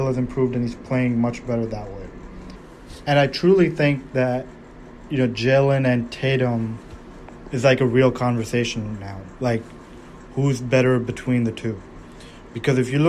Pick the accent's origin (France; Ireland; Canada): Canada; Toronto, Ontario; I'm from Toronto